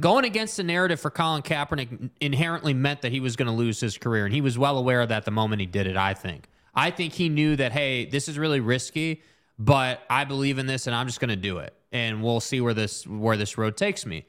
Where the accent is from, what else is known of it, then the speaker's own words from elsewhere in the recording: United States; that's part of being an American